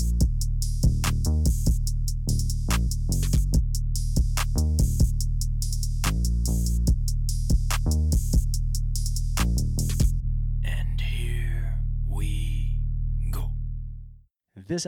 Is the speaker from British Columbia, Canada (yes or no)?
no; Toronto, Ontario, Canada; growing up in Canada, being in Toronto, like it's like, well, we like to call it the mecca of hockey